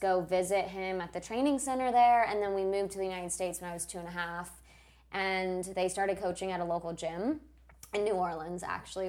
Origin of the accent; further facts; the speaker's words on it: Moscow, Russia; moved away; I was born in Moscow